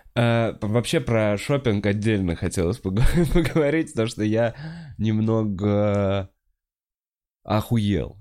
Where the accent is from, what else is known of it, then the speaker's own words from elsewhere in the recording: Russia; я вроде из России